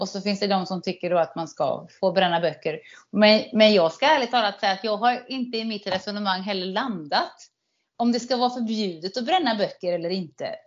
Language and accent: Swedish; Sweden; som svensk